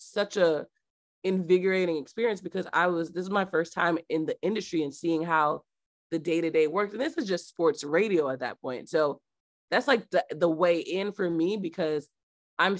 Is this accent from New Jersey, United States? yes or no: yes; New Jersey, United States; moved away as an adult; now in Boston, United States; growing up in Jersey